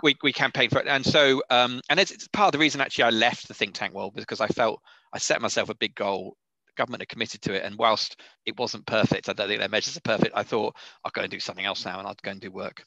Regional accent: United Kingdom; being British

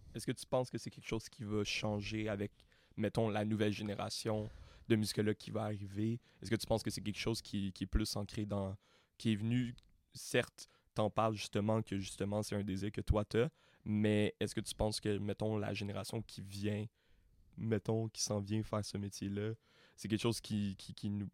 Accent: Montreal, Quebec, Canada; je, suis né, ici. Moi, je viens, je viens de Montréal-Nord. J'ai vécu dans, différentes cultures. Puis de grandir là-dedans.

